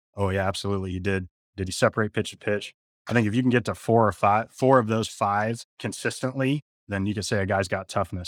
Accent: San Jose, California, United States; I grew up in San Jose, California, played at San Jose State

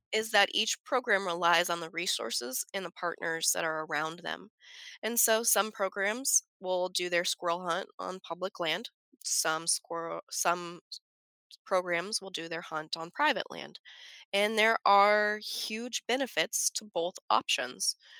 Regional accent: Front Range, suburb of Denver, Colorado, United States; moved away; I grew up in Colorado, I grew up on the Front Range

